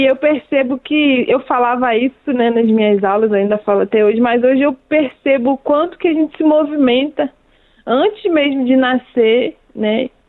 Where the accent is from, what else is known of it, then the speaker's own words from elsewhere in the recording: Rio de Janeiro, Brazil; principalmente para mim que vim do Rio de Janeiro